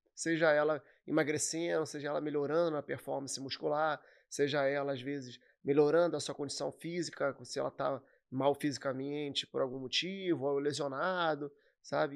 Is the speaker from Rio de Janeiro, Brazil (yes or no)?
yes; Nova Iguaçu, Rio de Janeiro, Brazil; eu sou de Nova Iguaçu, natural de Nova Iguaçu.